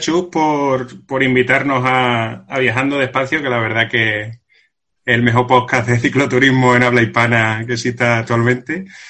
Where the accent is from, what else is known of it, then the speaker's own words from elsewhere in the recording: Villafranca de los Barros, Extremadura, Spain; somos dos extremeños